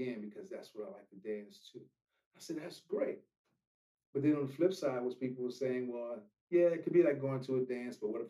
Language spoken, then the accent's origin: English; Washington, District of Columbia, United States; moved away as an adult; now in Los Angeles, United States; I'm not from here. And for those that are listening, we're in Los Angeles now, but I came from Washington, D.C. And I moved out here when I was 24 years old